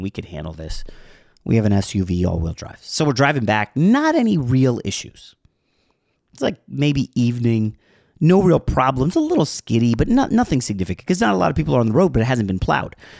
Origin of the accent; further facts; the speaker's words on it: New York, United States; moved away as an adult; now in Pennsylvania, United States; I was born in New York